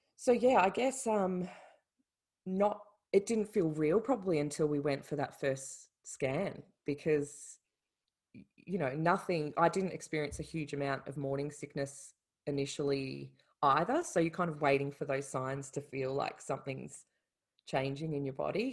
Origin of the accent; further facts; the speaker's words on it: Melbourne, Victoria, Australia; moved away as an adult; now in Ireland; I'm Australian, from Melbourne